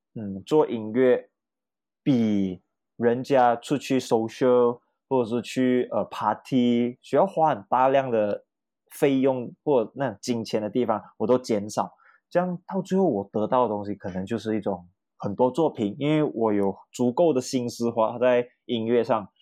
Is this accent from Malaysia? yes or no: yes; Kemaman, Terengganu, Malaysia; 我家是来自海归的宝岛哦，登嘉楼葛满满，然后很多绝大部分的亲戚都是来自于呃怡保